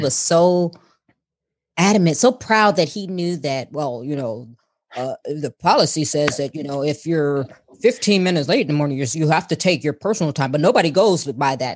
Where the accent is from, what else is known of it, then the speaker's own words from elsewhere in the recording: Chicago, Illinois, United States; now in Houston, United States; we were both from Chicago, and I said the same thing when I moved to Houston